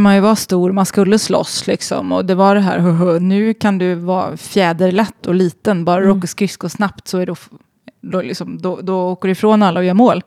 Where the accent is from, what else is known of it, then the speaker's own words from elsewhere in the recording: Sweden; moved away; alla mina vänner hemma i Sverige